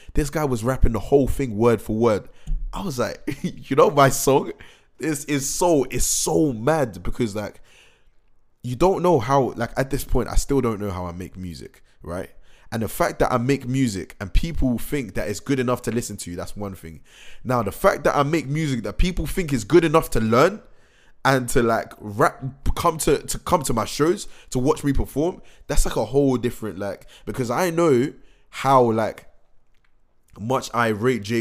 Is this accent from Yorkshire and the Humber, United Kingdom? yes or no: no; Reading, South East England, United Kingdom; Reading is my hometown